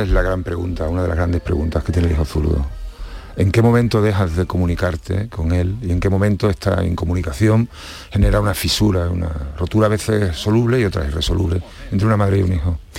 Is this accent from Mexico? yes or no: no; Seville, Andalusia, Spain; soy sevillano